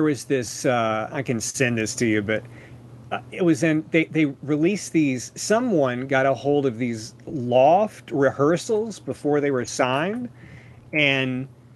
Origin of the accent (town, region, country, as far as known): Tennessee, United States; born or raised there